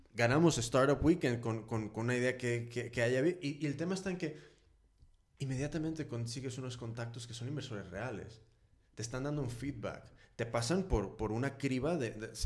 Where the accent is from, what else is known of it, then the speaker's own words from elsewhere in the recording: California, United States; now in Spain; Yo soy de California, entonces en, en Estados Unidos y en California específicamente, y siendo más específico en San Francisco